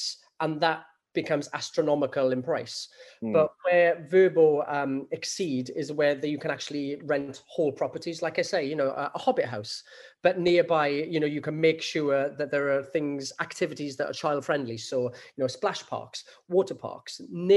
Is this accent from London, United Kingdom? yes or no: no; Rhondda Valley, Wales, United Kingdom; a young lad growing up in the Rhondda Valley